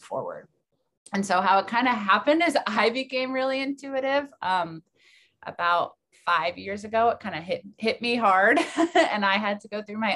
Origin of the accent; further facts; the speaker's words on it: New Jersey, United States; moved away as an adult; also born or lived in Maine; now in Portland, United States; I'm from New Jersey